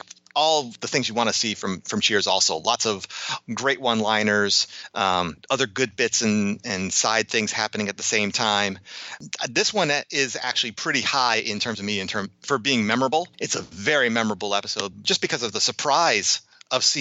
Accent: Chicago, Illinois, United States; growing up in the Chicago area

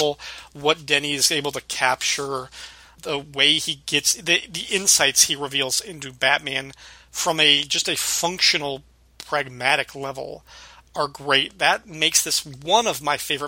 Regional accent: about 45 minutes from Rockford, Illinois, United States; That's like 45 minutes away from my hometown

